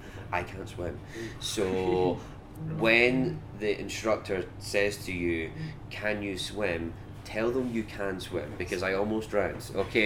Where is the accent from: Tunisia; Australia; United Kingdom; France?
United Kingdom; Scotland; accent: Scottish; So I know I sound quite Scottish. This isn't my normal accent. I've got quite a quick Scottish accent usually. So if I'm back home and I'm talking to people